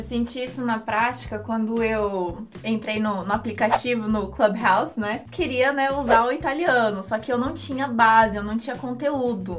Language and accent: Portuguese; Brazil; sono brasiliana